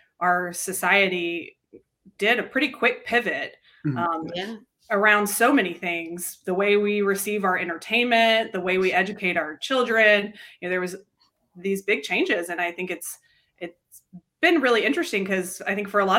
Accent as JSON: {"language": "English", "town": "Nashville", "region": "Tennessee", "country": "United States", "tie": "born or raised there", "also_born_or_lived": "Denver", "said": "I grew up in Nashville, born and raised here, and then went to college here too."}